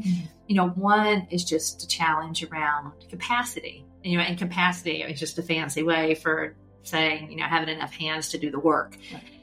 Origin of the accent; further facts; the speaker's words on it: LaGrange, Georgia, United States; I grew up in LaGrange, Georgia, uh, which is a, a small town in West Georgia